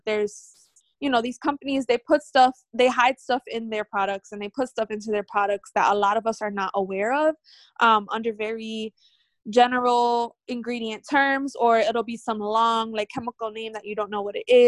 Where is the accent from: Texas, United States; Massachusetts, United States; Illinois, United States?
Massachusetts, United States; Lawrence; also born or lived in New Hampshire / Maryland; now in Haverhill, United States; I'm originally from Lawrence, born and raised.